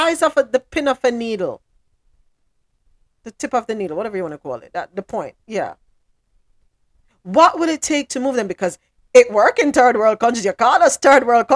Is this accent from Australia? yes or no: no; Jamaica; moved away; back in Jamaica